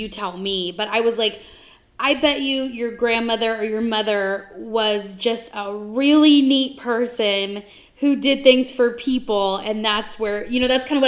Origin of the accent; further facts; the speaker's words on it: San Diego, California, United States; I'm from San Diego